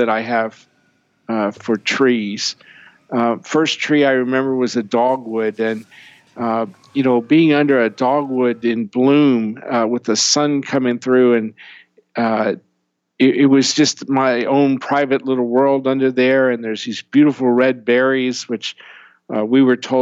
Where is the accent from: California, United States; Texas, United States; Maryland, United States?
Maryland, United States; I grew up in Maryland with no air conditioning.